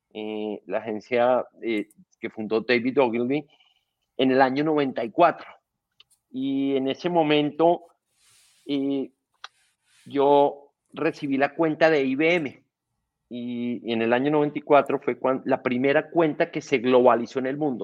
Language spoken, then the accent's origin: Spanish; Colombia; soy un colombiano